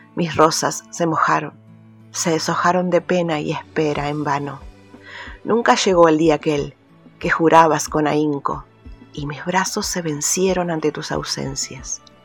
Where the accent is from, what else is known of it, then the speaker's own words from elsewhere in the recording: Marcos Juárez, Córdoba, Argentina; soy de Marcos Juárez, provincia de Córdoba